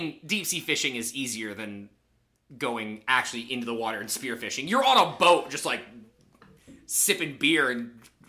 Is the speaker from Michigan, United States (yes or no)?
yes; Michigan, United States; There was a Christian camp I went to growing up in Michigan